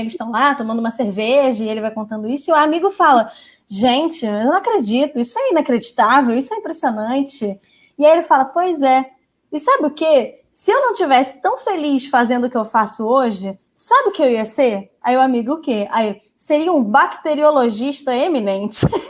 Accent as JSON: {"language": "Portuguese", "country": "Brazil", "said": "como brasileiros"}